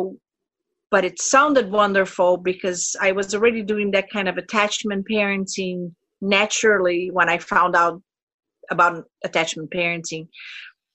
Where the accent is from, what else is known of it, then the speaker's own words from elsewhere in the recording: Brazil; also born or lived in North Carolina; now in Minnesota, United States; I am from Brazil